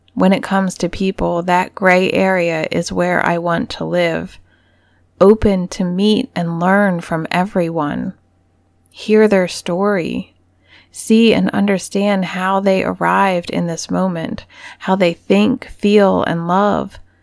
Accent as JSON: {"language": "English", "country": "United States", "tie": "born or raised there", "said": "growing up in America"}